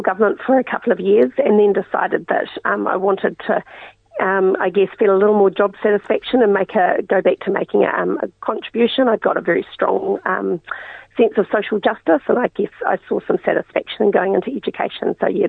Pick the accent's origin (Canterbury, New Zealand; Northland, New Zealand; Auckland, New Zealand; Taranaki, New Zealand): Taranaki, New Zealand; New Plymouth; But growing up in New Plymouth was... you know, typical, very relaxed, you know, you biked everywhere, you didn't have curfews, and small community, very much an arts community.